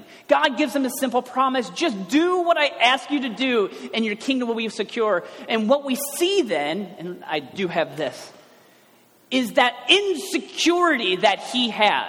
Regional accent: Cincinnati, Ohio, United States; I'm from the west side

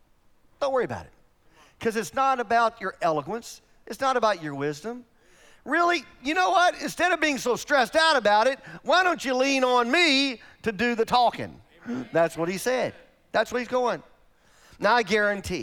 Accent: Oklahoma, United States; now in Peoria, United States; I'm from Oklahoma

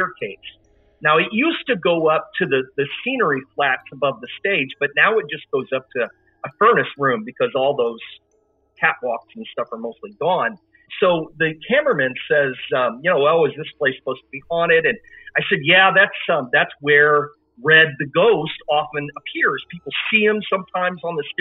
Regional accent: Decatur, Illinois, United States; my hometown of Decatur, Illinois

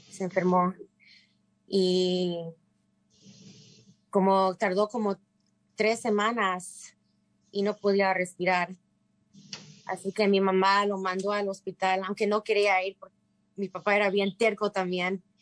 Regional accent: Mérida, Yucatán, Mexico; now in United States; somos inmigrantes de la península de Yucatán, yo nací en Mérida y mi papá y mi mamá nacieron en Peto, Yucatán, un pueblito.

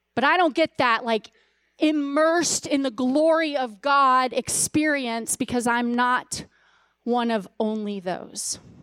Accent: Louisiana, United States; I was born in Louisiana

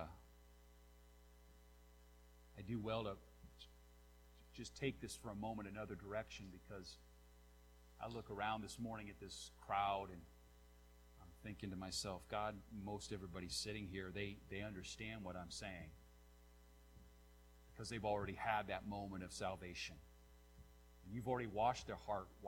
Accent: Nappanee, Indiana, United States

